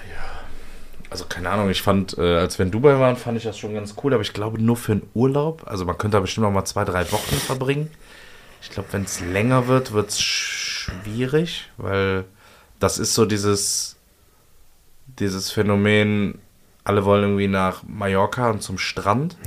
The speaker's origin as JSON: {"language": "German", "town": "Cologne", "region": "North Rhine-Westphalia", "country": "Germany", "said": "Als Kölner"}